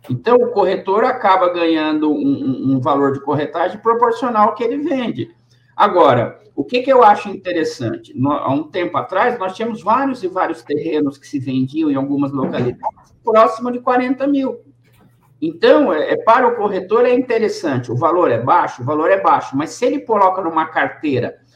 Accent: Bragança Paulista, São Paulo, Brazil; born there; Eu nasci em Bragança Paulista.

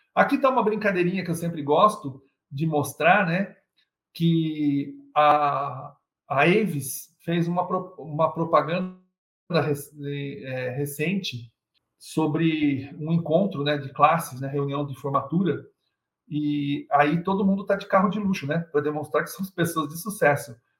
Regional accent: Brazil; somos brasileiros

